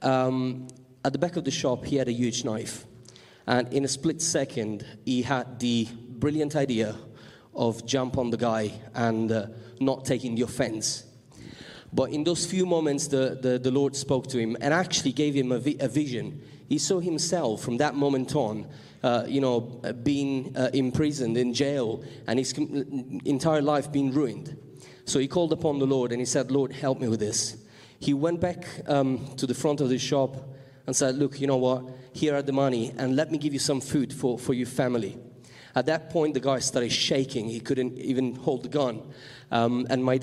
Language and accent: English; Sicily, Italy; moved away; I come from Sicily